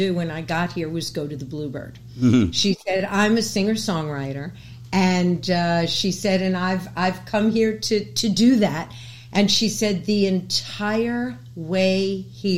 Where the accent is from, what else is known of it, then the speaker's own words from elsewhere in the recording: New York City, New York, United States; I was born and raised in New York City